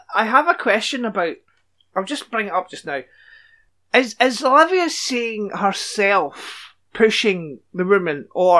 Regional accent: Scotland, United Kingdom; there's been a murder! I'm Scottish!

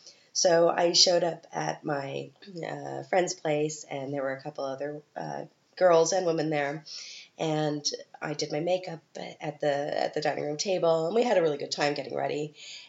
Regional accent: Canada; moved away as an adult; now in Vienna, Austria; I'm from Canada

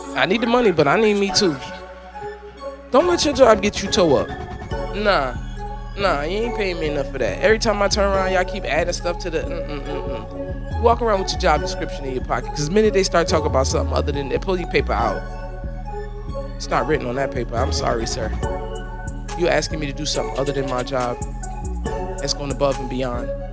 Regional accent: the North, United States; now in Florida, United States; I'm from the North

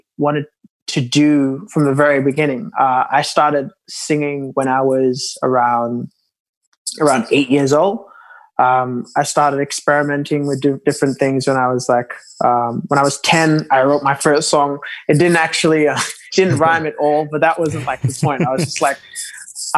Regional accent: Papua New Guinea; now in Sydney, Australia; I'm originally from Papua New Guinea. So growing up, being a Melanesian

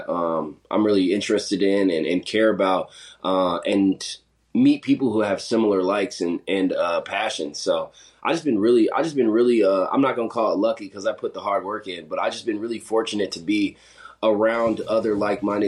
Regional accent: South Dakota, United States; also born or lived in Montana; So I grew up in South Dakota. went to high school out there.

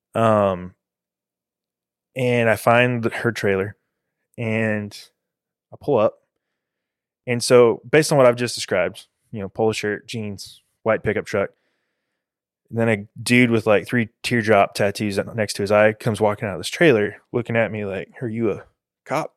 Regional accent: Houston, Texas, United States; I was born in the Heights in Houston

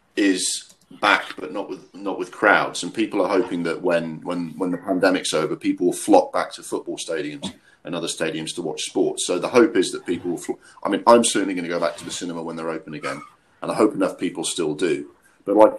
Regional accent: Durham, North East England, United Kingdom; moved away; also born or lived in Walthamstow, London; when I was growing up in Durham for 2 or 3 years

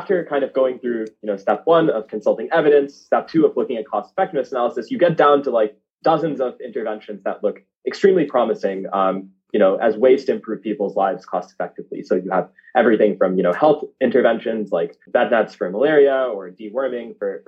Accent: suburb outside Miami, South Florida, United States; I grew up in the States. Parents migrated to South Florida from India. So, you know, spent the first 18 years of my life in South Florida in a little suburb 40 minutes outside of downtown Miami

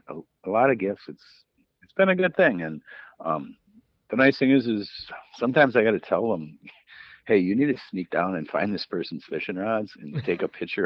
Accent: Green Bay, Wisconsin, United States; I mean, I'm from Green Bay, so if they want purple and gold, it's going to cost them more.

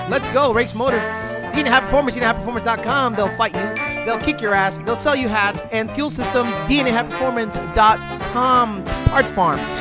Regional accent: Springfield, Massachusetts, United States; also born or lived in Stoughton, Massachusetts / Puerto Rico; I was born in Stoughton, and at nine months old, moved to Puerto Rico, and then till I was six years old, came back, uh, moved to, uh, Springfield.

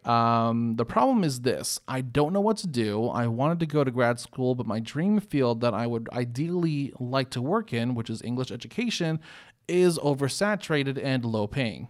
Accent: North Carolina, United States; also born or lived in Illinois; growing up in, in North Carolina since oh four is when we moved down here from Illinois.

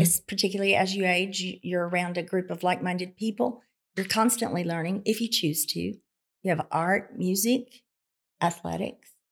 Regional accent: Carnegie, Oklahoma, United States; I was born in Southwest Oklahoma in a very, very small town, a farm community, Carnegie, Oklahoma.

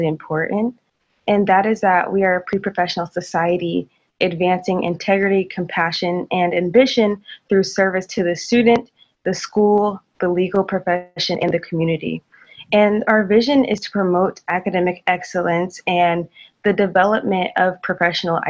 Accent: Tulsa, Oklahoma, United States; moved away as an adult; now in Waco, United States; I'm from Tulsa, Oklahoma

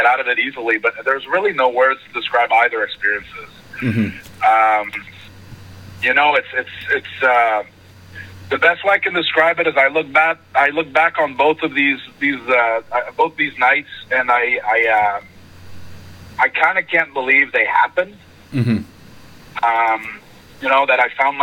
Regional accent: Montreal, Quebec, Canada; moved away as an adult; now in Orlando, United States; Canadiens, my hometown team

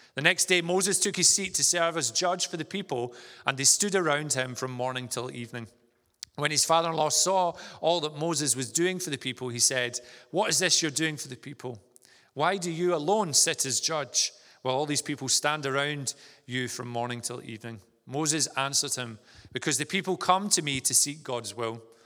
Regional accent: Vale of Leven, Scotland, United Kingdom; moved away as an adult; also born or lived in Stirling; now in Inverness, United Kingdom; I'm from the Vale of Leven, so not too far from here, and, uh, spent most of my, uh, childhood growing up there

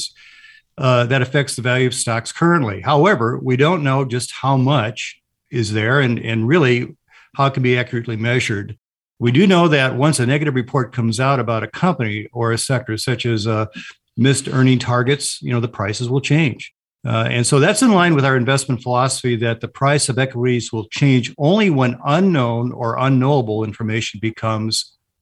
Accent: Chicago, Illinois, United States; when I grew up in Chicago

